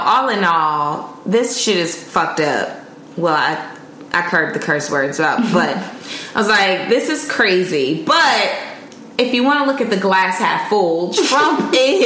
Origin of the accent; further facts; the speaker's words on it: Indiana, United States; moved away; my state, as y'all know, I'm from Indiana